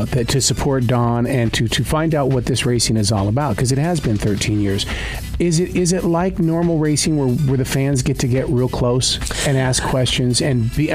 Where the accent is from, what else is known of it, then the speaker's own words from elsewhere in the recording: Montana, United States; I'm from Montana, so our hero up in Montana was Evel Knievel.